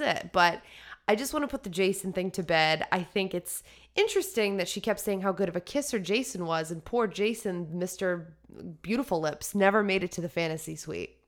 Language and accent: English; United States; being an American